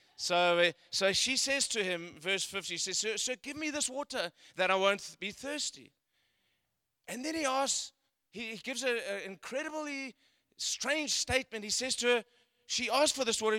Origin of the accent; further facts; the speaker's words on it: South Africa; moved away; I come from South Africa. I was born in South Africa